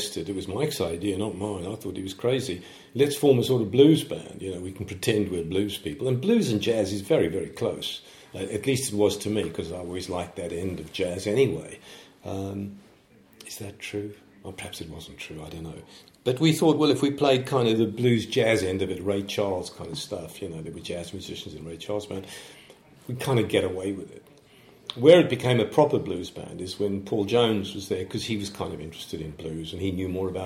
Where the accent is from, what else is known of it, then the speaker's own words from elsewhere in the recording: South Africa; moved away as an adult; now in United Kingdom; I'm coming from South Africa